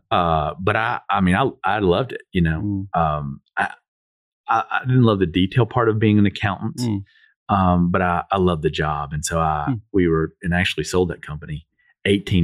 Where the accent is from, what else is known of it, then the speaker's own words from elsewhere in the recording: Knoxville, Tennessee, United States; So I was born in Knoxville. Obviously, originally from here. Both my parents were from the area. Both lived out east, like rural east.